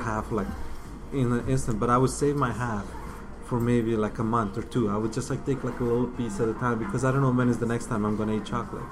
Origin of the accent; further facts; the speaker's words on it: Windsor, Ontario, Canada; English is a second language; growing up in Windsor is not it's not a bad place to grow up